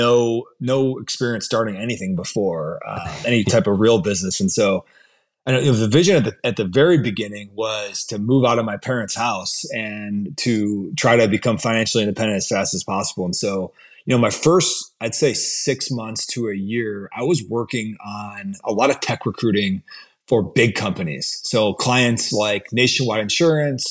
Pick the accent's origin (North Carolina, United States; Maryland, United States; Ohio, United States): Ohio, United States; Brecksville; So I'm from Cleveland, Ohio, grew up in Brecksville, 20 minutes south of Cleveland.